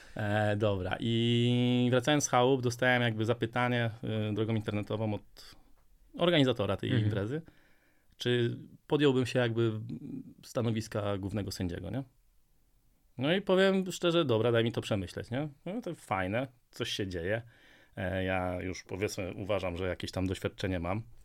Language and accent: Polish; Częstochowa, Silesian Voivodeship, Poland; jestem z Częstochowy